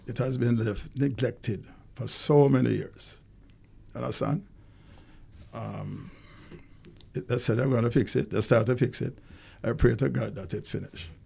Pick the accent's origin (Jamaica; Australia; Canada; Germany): Jamaica; Kingston; I was born in Kingston.